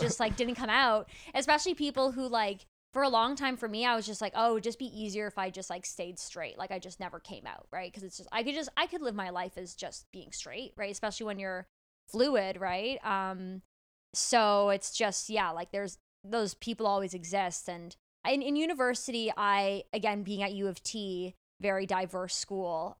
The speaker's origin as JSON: {"language": "English", "town": "Toronto", "region": "Ontario", "country": "Canada", "tie": "born or raised there", "said": "I grew up in Toronto, a pretty liberal city."}